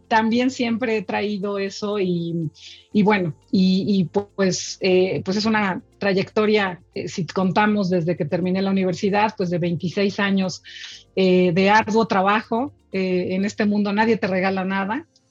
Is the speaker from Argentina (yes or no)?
no; Mexico; yo soy una mujer mexicana, orgullosa, de hueso colorado mexicana